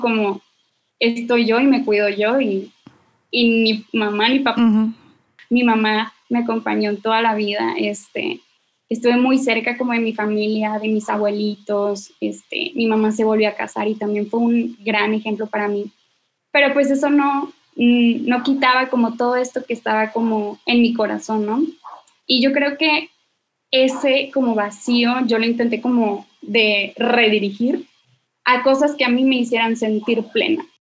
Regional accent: Monterrey, Nuevo León, Mexico; soy de Monterrey, Nuevo León.

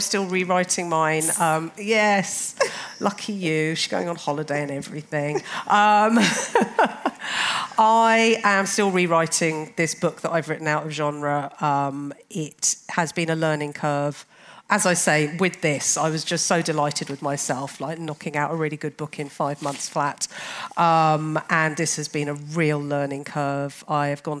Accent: London, United Kingdom; I'm a Londoner, born and bred

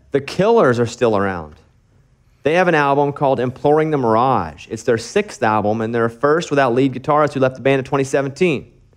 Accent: Arkansas, United States; moved away; in my hometown

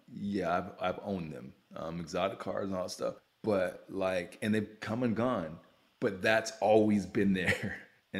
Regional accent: Youngstown, Ohio, United States; I mean, like, you know, we're from Youngstown, Ohio, man. We're from steel mill country.

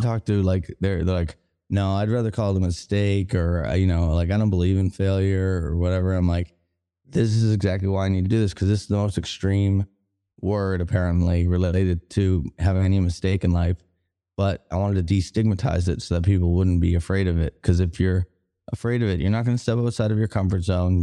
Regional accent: Boston, Massachusetts, United States; moved away as an adult; also born or lived in Denver; now in Kansas City, Missouri, United States; I'm from Boston

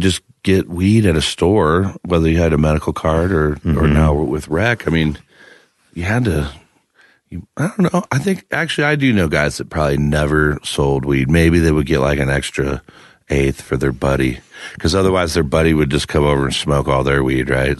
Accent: Midwest, United States; also born or lived in Iowa; now in Denver, United States; growing up in the Midwest

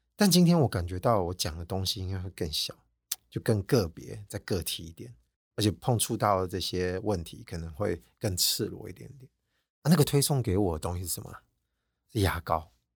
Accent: Taiwan; 我们台湾人

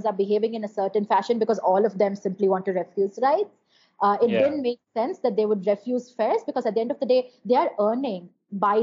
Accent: Chennai, Tamil Nadu, India; also born or lived in Madurai; I grew up in Madurai and Chennai most of my time.

